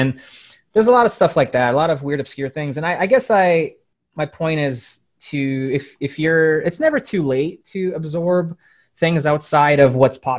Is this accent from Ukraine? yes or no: yes; Ukraine; born there; moved away; I was born in Ukraine and I'm a immigrant. And so like, I grew up watching a lot of Russian cartoons